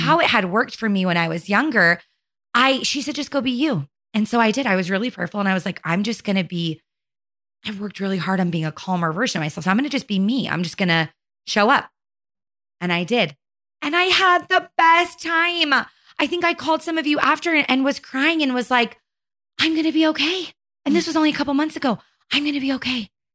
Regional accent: Arizona, United States; born or raised there; moved away as an adult; now in Utah, United States

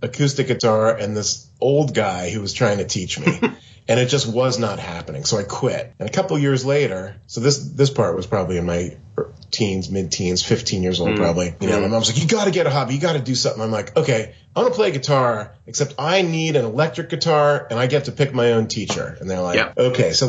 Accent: Pennsylvania, United States; now in Seattle, United States; I grew up in Pennsylvania on the east coast of the USA, and now I'm currently in Seattle on the west coast.

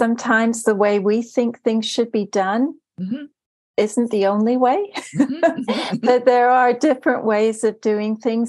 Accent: Germany; also born or lived in Turkey / United States; now in United Kingdom; So I was born in Turkey and lived there for a while, and then I grew up in Germany and then moved to the States. I carry an American passport, but I married an Englishman and I now live in the UK.

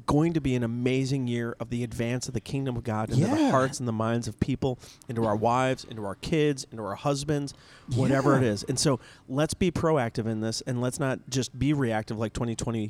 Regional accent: the South, United States; Down south, we call it red

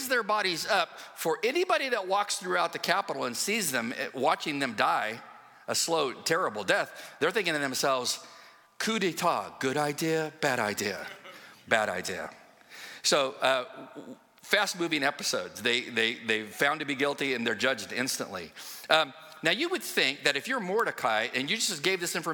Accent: West Coast, United States; moved away; I'm from the West Coast. And I was raised around a lot of cowboys and stuff like

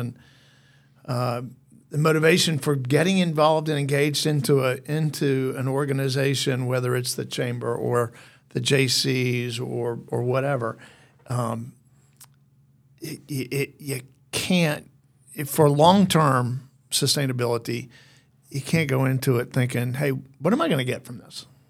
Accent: Mount Airy, North Carolina, United States; now in Athens, United States; I grew up in Mount Airy, North Carolina

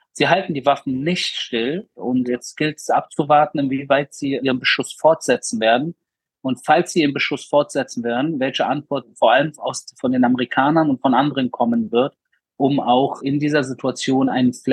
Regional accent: Berlin, Germany; Ich bin in Berlin in den 90ern aufgewachsen, in einem äh, Migrantenbezirk namens Wedding. Und da bin ich als junger Jude extrem auch angefeindet wor

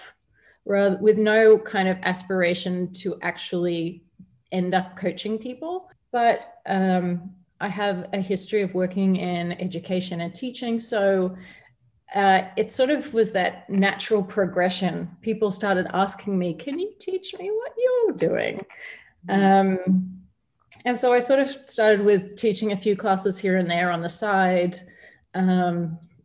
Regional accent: Australia; moved away as an adult; now in Dubai, United Arab Emirates; I had been active and been fit growing up in Australia

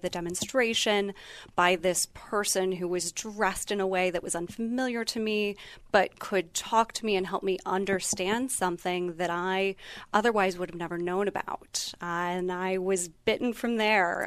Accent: Northeast Ohio, United States; moved away; I'm originally from Northeast Ohio

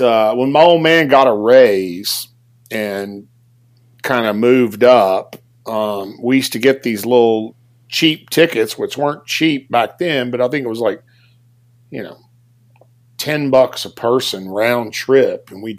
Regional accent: Beaumont, Texas, United States; I'm from Beaumont, Texas.

